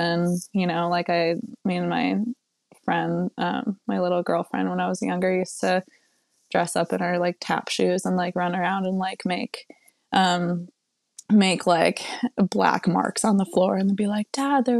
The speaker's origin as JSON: {"language": "English", "region": "Western New York", "country": "United States", "tie": "born or raised there", "said": "I grew up in Western New York, kind of a super small, like really rural place"}